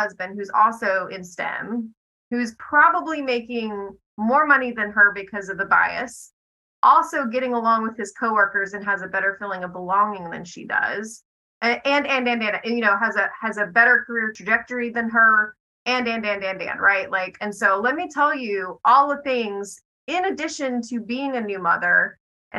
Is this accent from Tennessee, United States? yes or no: yes; Fayetteville, Tennessee, United States; I'm from Fayetteville, Tennessee.